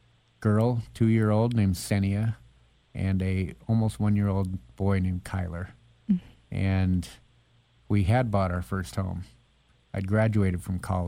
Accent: Boise, Idaho, United States; I grew up in Boise, went to Capital High School

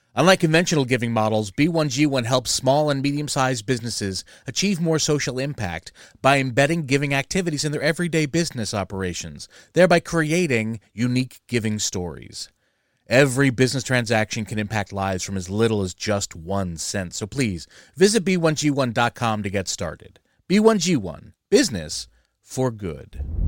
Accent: New Jersey, United States; I'm from Jersey

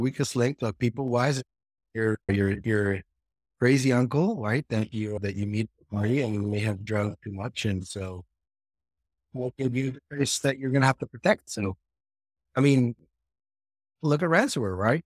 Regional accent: Israel; also born or lived in Seattle, United States; now in San Francisco Bay Area, United States; I'm originally from Israel

